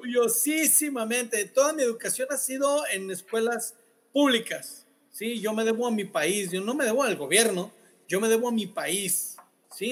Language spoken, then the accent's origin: Spanish; Sinaloa, Mexico; como buen sinaloense